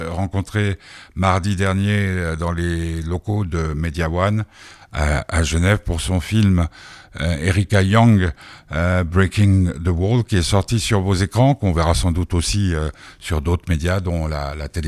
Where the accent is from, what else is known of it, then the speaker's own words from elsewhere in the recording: Belgium; je suis belge.